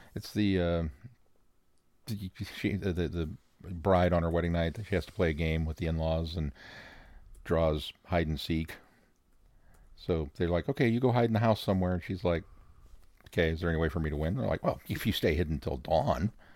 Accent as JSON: {"language": "English", "region": "Midwest", "country": "United States", "accent": "Midwestern", "said": "my Midwestern accent"}